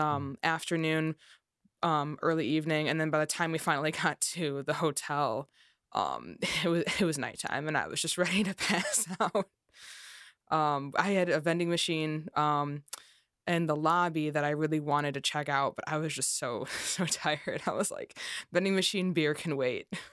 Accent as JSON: {"language": "English", "town": "Chicago", "region": "Illinois", "country": "United States", "said": "production sound in the Chicagoland area, where I'm also from"}